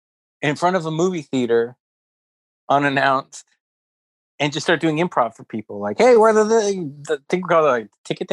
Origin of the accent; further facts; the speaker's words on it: Stockton, California, United States; I came from like from Stockton, which was very urban, to like city.